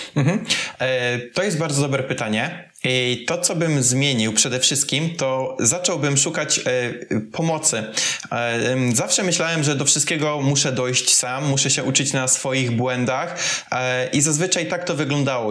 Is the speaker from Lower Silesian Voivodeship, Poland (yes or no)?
no; Kuyavian-Pomeranian Voivodeship, Poland; moved away as an adult; also born or lived in Tricity / Gdynia; ja w ogóle pochodzę z małej miejscowości w Kujawsko-Pomorskim